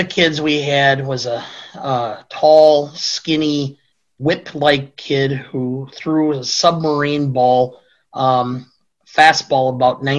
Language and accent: English; Beloit, Wisconsin, United States; Beloit, which is my hometown.